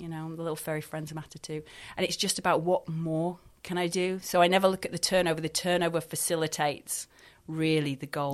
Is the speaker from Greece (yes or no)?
no; Scotland, United Kingdom; now in Dorset, United Kingdom; I'm not actually from Dorset. I'm from Scotland